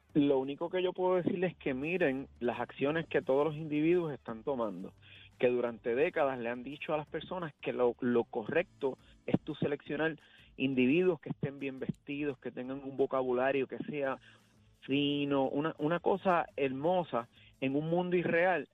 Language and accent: Spanish; Puerto Rico; cuando yo nací, yo me crié, decían que Puerto Rico era el país más feliz del mundo